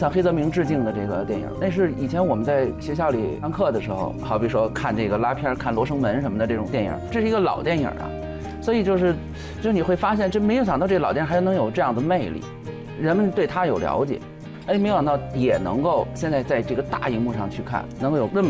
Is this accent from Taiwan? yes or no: no; Beijing, China; 我本身是北京人